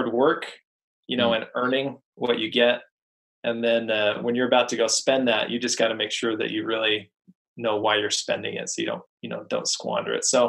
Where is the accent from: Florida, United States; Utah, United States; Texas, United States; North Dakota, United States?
Utah, United States; just outside of Salt Lake City; mainly I grew up in Utah, just outside of Salt Lake City